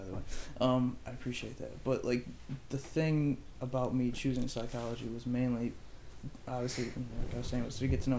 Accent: United States; me being American

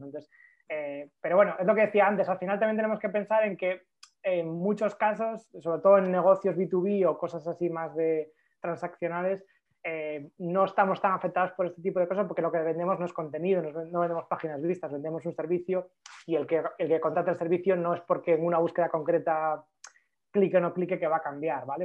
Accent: Galicia, Spain; soy gallego

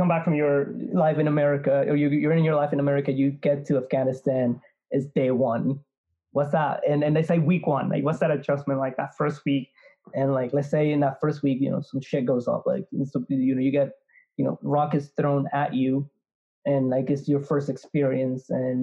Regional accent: New York, United States; As a New Yorker

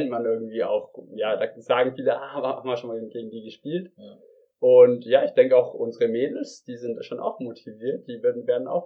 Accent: Regensburg, Bavaria, Germany; mittlerweile schon so, ja, wir kommen aus Regensburg, ah, die Regensburger

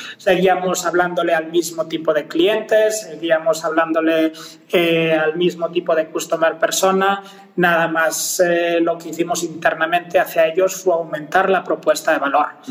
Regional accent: Galicia, Spain; accent: Spanish; moved away as an adult; also born or lived in Mexico City, Mexico; now in Mexico; originario de Galicia

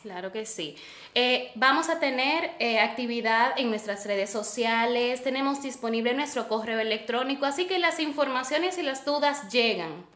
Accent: Santiago de los Caballeros, Santiago, Dominican Republic; yo soy nieta de La Vega, pero yo soy hija de Santiago

